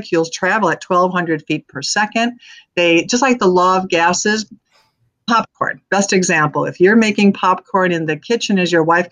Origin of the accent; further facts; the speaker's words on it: Arizona, United States; I'm from Arizona